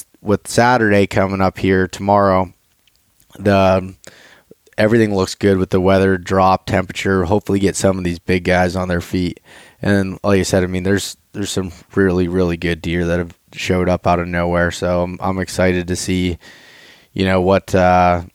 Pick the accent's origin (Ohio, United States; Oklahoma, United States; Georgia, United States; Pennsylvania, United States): Pennsylvania, United States; Appalachian region of; But we grew up in Pennsylvania. We grew up in the Appalachian region of Pennsylvania